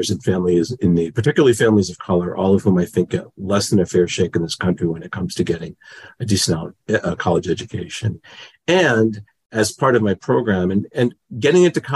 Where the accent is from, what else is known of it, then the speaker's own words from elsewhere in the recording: Newton, Massachusetts, United States; growing up in Newton, Massachusetts, a suburb outside of Boston.